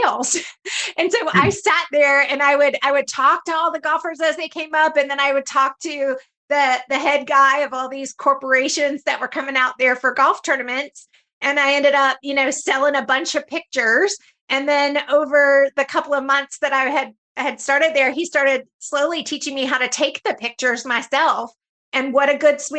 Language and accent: English; Stone Mountain, Georgia, United States; I grew up in Stone Mountain, Georgia